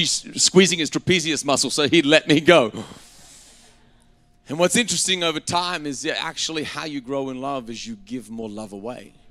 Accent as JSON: {"language": "English", "country": "Australia", "tie": "born or raised there", "moved": "as an adult", "said": "I grew up in Australia until I was 19, and you know, I have a very English, Scottish background."}